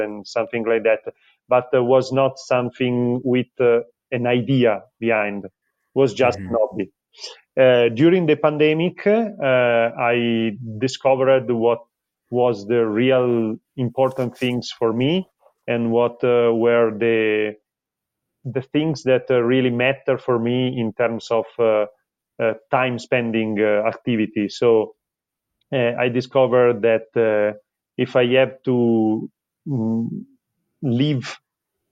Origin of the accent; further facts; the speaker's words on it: Milan, Lombardy, Italy; I'm a designer from Milan